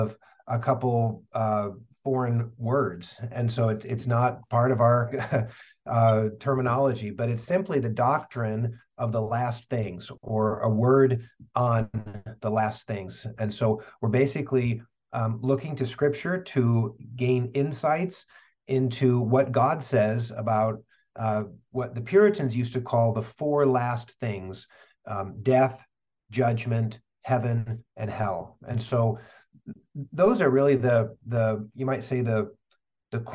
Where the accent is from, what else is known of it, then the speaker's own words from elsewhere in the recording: West Michigan, United States; also born or lived in California / Northeast Pennsylvania; now in Kalamazoo, United States; I grew up in West Michigan